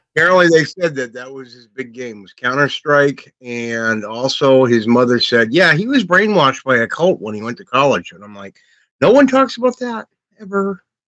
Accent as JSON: {"language": "English", "country": "United States", "said": "being American"}